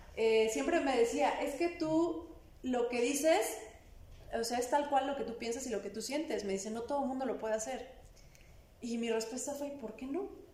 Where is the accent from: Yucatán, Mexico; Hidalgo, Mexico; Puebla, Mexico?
Puebla, Mexico; soy una mujer poblana